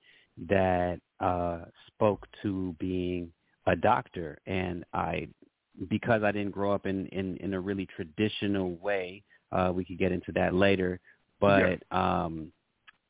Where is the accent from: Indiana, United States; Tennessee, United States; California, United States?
California, United States; Los Angeles; I was born in Los Angeles of multicultural family. My dad is from Senegal. My mom is originally from New York